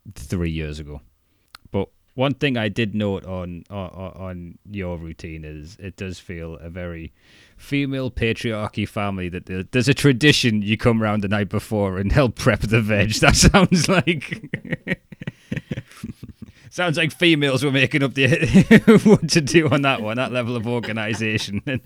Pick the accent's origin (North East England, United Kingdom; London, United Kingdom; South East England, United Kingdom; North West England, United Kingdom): North East England, United Kingdom; Newcastle upon Tyne; accent: Geordie; moved away as an adult; also born or lived in Chester-le-Street; I got more Geordie the further south I mm. went, and I was known as the Toon fan